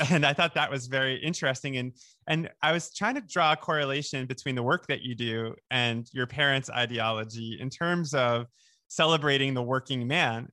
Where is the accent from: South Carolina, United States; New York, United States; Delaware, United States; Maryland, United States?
New York, United States; Oceanside; I grew up in Oceanside